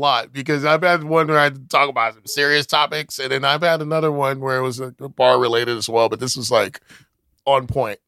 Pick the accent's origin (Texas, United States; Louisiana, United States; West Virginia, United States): Texas, United States; Houston; moved away as an adult; now in Austin, United States; I'm from Houston